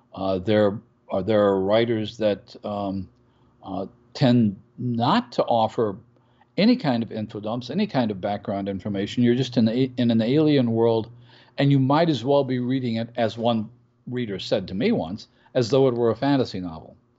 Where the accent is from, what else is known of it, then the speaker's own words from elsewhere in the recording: United States; from my perspective as an American